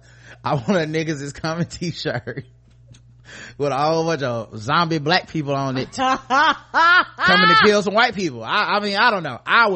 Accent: Pennsylvania, United States; I'm from Pennsylvania.

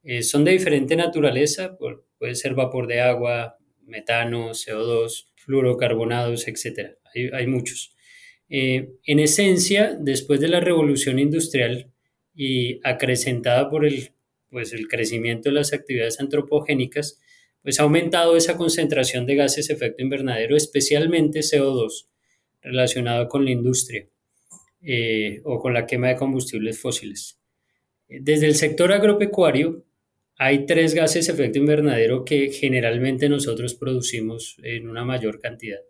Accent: Bogotá, Colombia; moved away as an adult; now in United States; yo nací en Colombia, en Bogotá

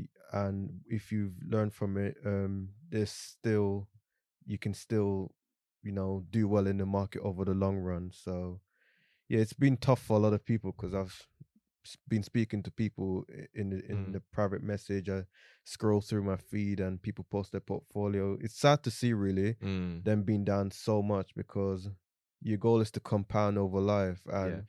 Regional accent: Jamaica; born there; I'm 27 years old. I was born in Jamaica, grew up here.

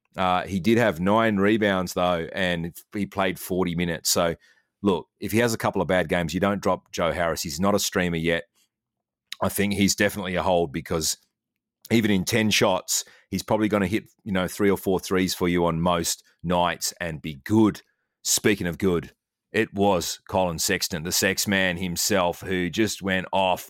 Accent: Australia; I'm Australian.

